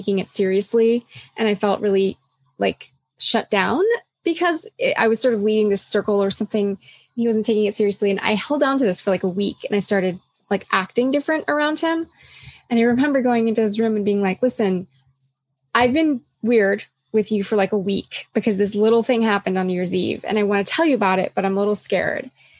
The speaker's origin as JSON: {"language": "English", "country": "U.S. Virgin Islands", "tie": "born or raised there", "said": "I was born on St. Thomas in the U.S. Virgin Islands, and we had hurricanes. That was part of my life growing up"}